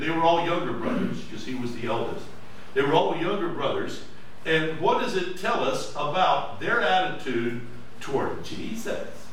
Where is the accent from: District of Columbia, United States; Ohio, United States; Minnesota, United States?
Ohio, United States; Mifflinville; I was from Mifflinville, Ohio